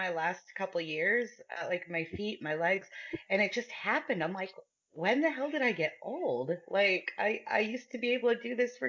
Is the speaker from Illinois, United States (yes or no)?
no; Connecticut, United States; moved away as an adult; also born or lived in Georgia / Las Vegas; now in Atlanta, United States; So I live just outside of Atlanta right now, but I was born and raised in Connecticut, and I moved away to Georgia when I was 19. And I've pretty much lived here since then, and they call me a damn Yankee